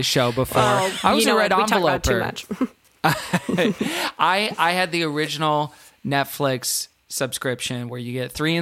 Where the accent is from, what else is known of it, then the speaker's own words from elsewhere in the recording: Houston, Texas, United States; moved away; also born or lived in Austin; I am from Texas. I grew up in Houston.